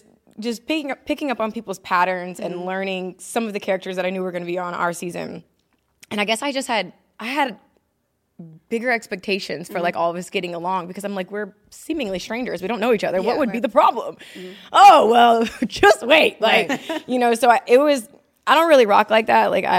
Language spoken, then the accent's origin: English; Mississippi, United States; also born or lived in Ohio; now in North Carolina, United States; Ohio. I lived there until about 9 years old. Mm-hmm. And then I moved to Mississippi. And I was raised with my grandparents there. Yeah. So, yeah, I claim Mississippi. I'm a Mississippi girl. That's where I grew